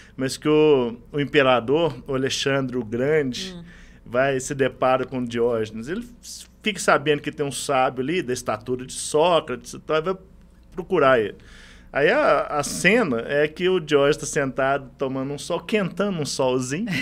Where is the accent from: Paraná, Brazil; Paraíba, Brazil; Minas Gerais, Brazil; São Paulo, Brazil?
Minas Gerais, Brazil; Itaúna; Eu sou do interior de Minas, sou de Itaúna